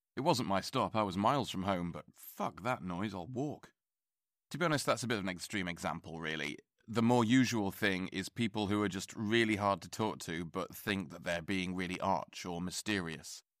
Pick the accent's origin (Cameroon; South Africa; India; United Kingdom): United Kingdom; England; I'm English